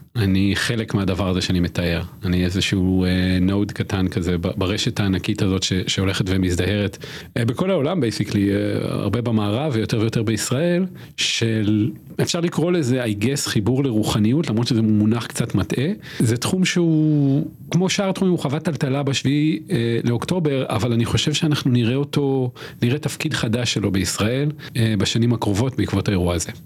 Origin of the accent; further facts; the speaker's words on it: Israel; גדלתי בקיבוץ